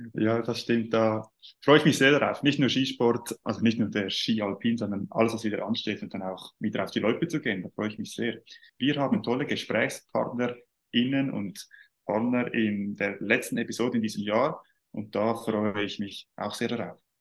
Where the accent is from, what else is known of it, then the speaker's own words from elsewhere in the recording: Switzerland; Bei uns in der Schweiz